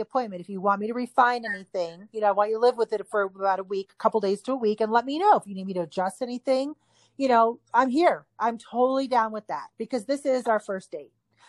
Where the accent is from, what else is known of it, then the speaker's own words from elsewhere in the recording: Hawaii, United States; also born or lived in Northeast US; now in Utah, United States; I grew up in Hawaii